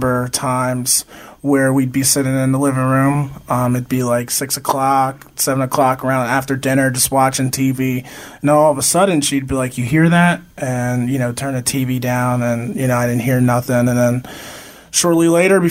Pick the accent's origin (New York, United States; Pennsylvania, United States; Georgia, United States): Pennsylvania, United States; Easton; I grew up in Easton, Pennsylvania